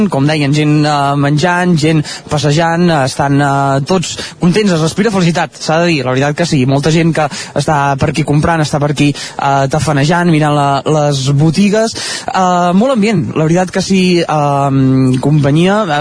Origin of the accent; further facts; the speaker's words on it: La Roca del Vallès, Catalonia, Spain; No, nosaltres no, som de la Roca. De, de la Roca.